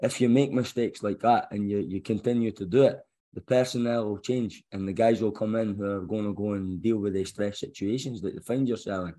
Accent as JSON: {"language": "English", "region": "Scotland", "country": "United Kingdom", "moved": "yes", "said": "as a Scotsman"}